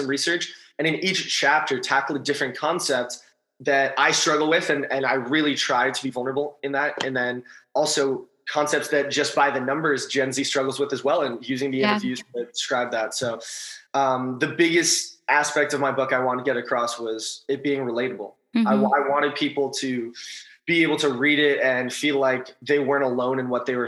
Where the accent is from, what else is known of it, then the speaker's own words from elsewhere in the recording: Los Angeles, California, United States; also born or lived in East Coast; I'm from Los Angeles and I went to school on the East Coast